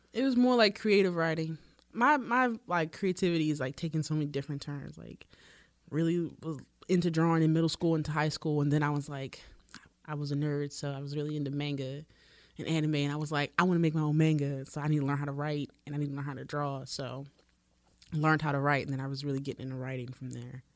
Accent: Baltimore, Maryland, United States; I'm a photographer from Baltimore

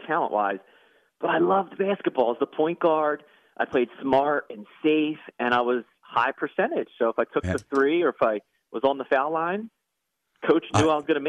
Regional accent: Cape May Court House, New Jersey, United States; Grew up in Cape May Courthouse.

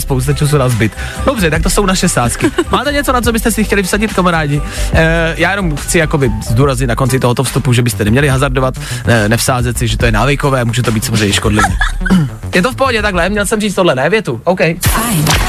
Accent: Czechia; jsme Češi

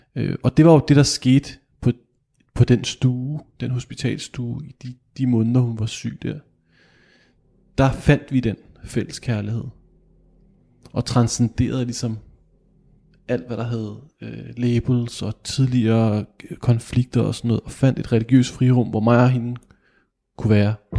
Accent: Kokkedal, Capital Region of Denmark, Denmark; Jeg kom fra Kokkedal

